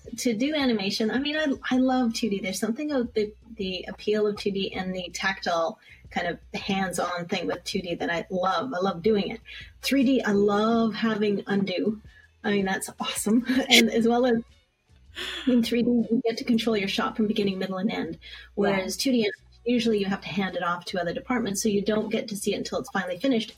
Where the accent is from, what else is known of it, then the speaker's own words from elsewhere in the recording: Calgary, Alberta, Canada; moved away as an adult; also born or lived in Vancouver, Canada / San Francisco area, United States; now in Glendale, United States; I'm born and raised pretty much in Calgary, Alberta